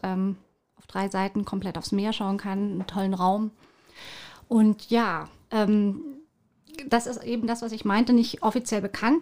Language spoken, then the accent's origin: German; Munich, Bavaria, Germany; accent: Bavarian; moved away as an adult; now in Rügen, Germany; Ich bin gebürtiges Münchner Kindel, bin auf, auch äh, aufgewachsen in München und äh, habe niederbayerische Wurzeln